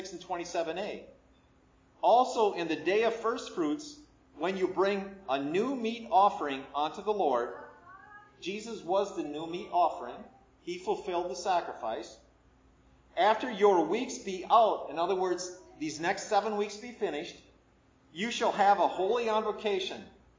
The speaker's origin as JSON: {"language": "English", "region": "Midwest", "country": "United States", "tie": "born or raised there", "moved": "yes", "lives_now": "Lynchburg, United States", "said": "I grew up in the Midwest, where there's a lot of tornadoes."}